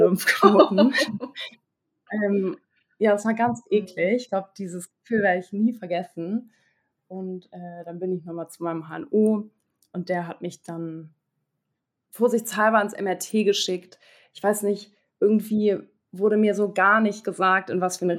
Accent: Hamburg, Germany; Ich komme aus Hamburg, bin 26 Jahre alt

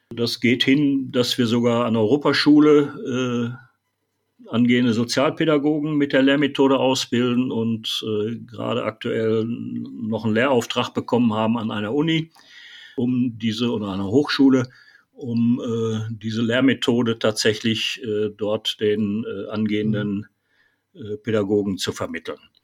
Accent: Ennepe-Ruhr district, North Rhine-Westphalia, Germany; in meiner Heimatstadt

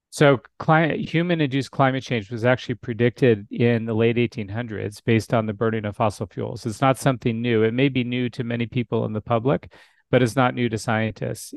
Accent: Alaska, United States; now in Arizona, United States; And I grew up in Alaska. So I was born and raised in Alaska.

